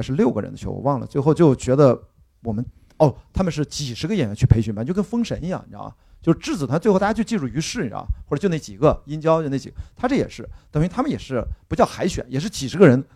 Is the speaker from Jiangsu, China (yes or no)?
no; Qingdao, Shandong, China; 我是在这个电影的拍摄地青岛长大的。我们家我经常说啤酒厂旁边的邻居啊，你买一瓶青岛啤酒，登，呃，厂址青岛市登州路五十六号，我们家住五十七号，好吧，差几百米远。我们家的那个青五十七号大院儿，呃，上面斜对面是青岛医学院嗯。我从小在里面瞎玩儿，跟着一帮大学生上晚自习，跟着他们看录像带。然后下面斜对面是青岛盲童学校